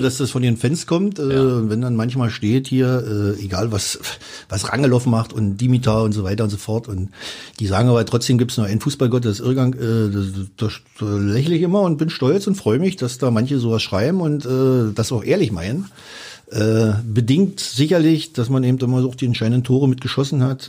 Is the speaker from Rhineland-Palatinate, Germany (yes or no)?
no; Finsterwalde, Brandenburg, Germany; now in Cottbus, Germany; Cottbus ist meine Heimat geworden, nach meiner Heimatstadt oder Geburtsstadt Finsterwalde